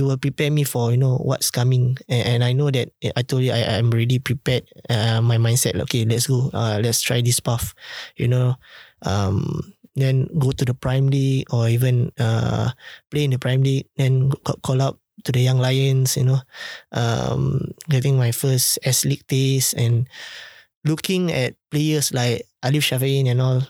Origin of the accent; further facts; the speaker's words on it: Singapore; as a Singaporean